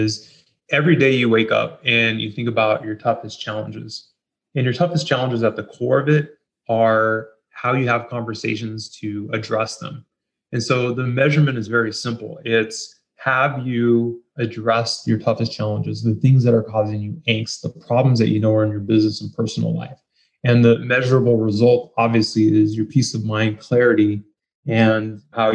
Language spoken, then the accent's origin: English; San Jose, California, United States; I'm from San Jose, Northern California